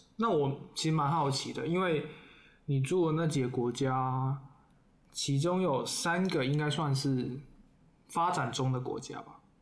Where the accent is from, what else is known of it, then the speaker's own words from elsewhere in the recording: Guangdong, China; now in Taipei, Taiwan; 我作为广东人